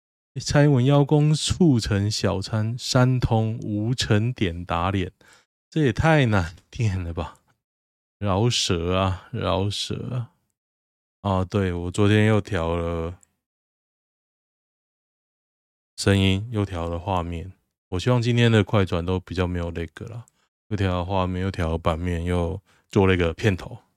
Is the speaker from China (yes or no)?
no; Taiwan; 我是台湾人，哈哈哈。